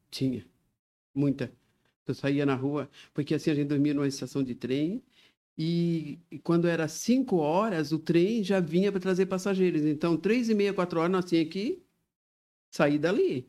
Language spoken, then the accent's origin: Portuguese; Criciúma, Santa Catarina, Brazil; moved away as an adult; also born or lived in Orleans, Santa Catarina / Morro Grande, Santa Catarina; now in Joinville, Brazil; Eu sou de Criciúma, na verdade eu nasci em Orleans.